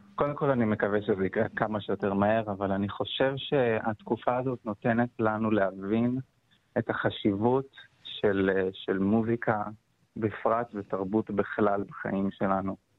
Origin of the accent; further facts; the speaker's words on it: Beersheba, Southern District, Israel; moved away as an adult; also born or lived in Tel Aviv; אני גדלתי uh, בקונסרבטוריון בבאר שבע